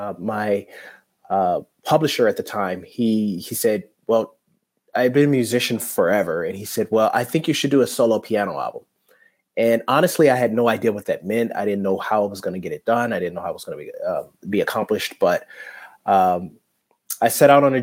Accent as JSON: {"language": "English", "town": "Detroit", "region": "Michigan", "country": "United States", "moved": "yes", "said": "I am originally from Detroit, Michigan"}